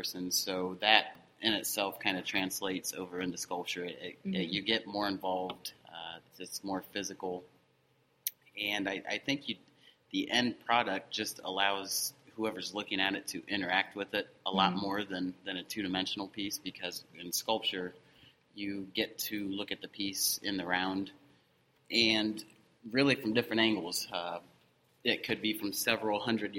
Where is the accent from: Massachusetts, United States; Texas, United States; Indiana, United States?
Indiana, United States; Decatur; I grew up down in Decatur, living out in the country